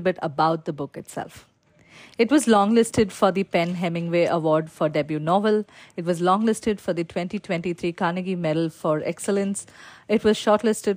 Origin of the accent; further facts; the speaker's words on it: Palakkad, Kerala, India; I am joining you today from Palakkad, Kerala, which is my hometown